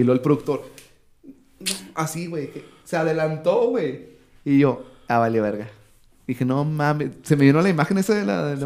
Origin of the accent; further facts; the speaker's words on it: Ciudad Juárez, Chihuahua, Mexico; soy de Ciudad Juárez